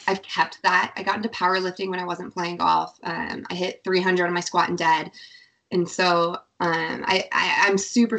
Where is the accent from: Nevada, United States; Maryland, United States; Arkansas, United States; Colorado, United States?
Nevada, United States; Reno; Born and raised in Nevada